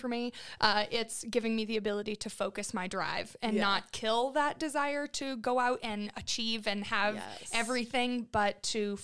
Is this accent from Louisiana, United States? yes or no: no; Southern Oregon, United States; moved away as an adult; now in Montana, United States; originally, I was born and raised in Southern Oregon